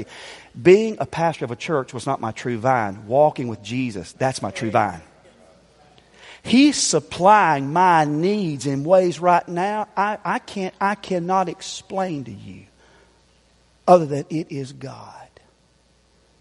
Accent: Greer, South Carolina, United States; I told y'all last night I'm from Greer. But I wasn't completely honest. Where I grew up is actually called Sunnyside

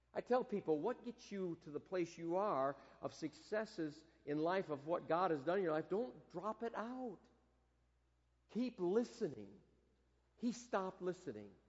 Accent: Michigan, United States; moved away; growing up in Michigan

